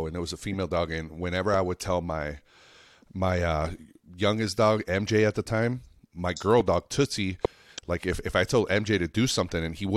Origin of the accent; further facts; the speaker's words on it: Reno, Nevada, United States; also born or lived in Lake Tahoe / Mexico; now in Las Vegas, United States; I've been out here about 10 years, and I grew up in Reno, Nevada.